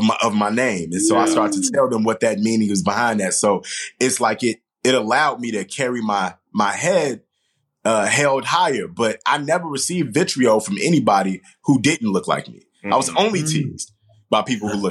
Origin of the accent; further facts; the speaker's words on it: Chicago, Illinois, United States; growing up in Chicago